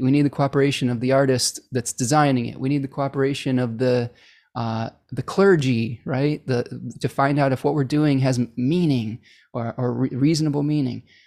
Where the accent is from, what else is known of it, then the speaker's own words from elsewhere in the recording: Ypsilanti, Michigan, United States; my hometown of Ypsilanti, Michigan